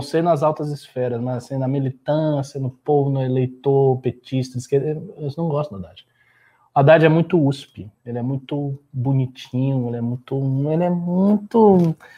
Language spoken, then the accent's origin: Portuguese; Brazil; nós somos brasileiros